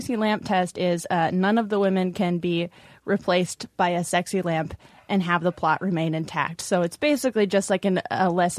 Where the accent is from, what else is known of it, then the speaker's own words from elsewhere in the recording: New England, United States; accent: New England; I went to radio school to kill my New England accent and develop a very smooth delivery voice.